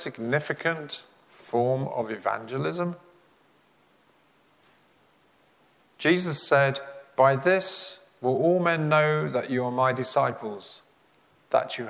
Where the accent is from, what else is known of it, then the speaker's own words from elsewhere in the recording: England, United Kingdom; As an Englishman